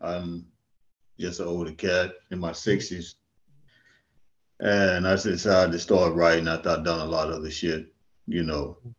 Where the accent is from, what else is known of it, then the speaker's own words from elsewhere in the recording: Mississippi, United States; now in St. Louis, United States; I'm originally from the Mississippi Delta, New Orleans, DeSoto, Mississippi, Memphis. My dad was a kind of like an itinerary preacher, so we was always moving around.